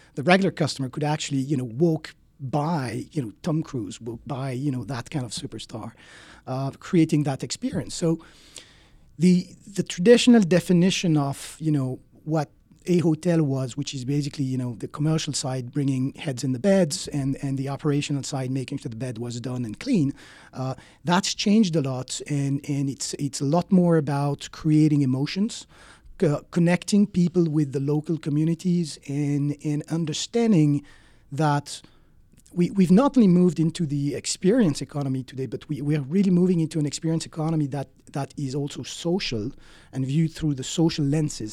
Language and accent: English; Switzerland; moved away as an adult; now in United States; I'm originally from Switzerland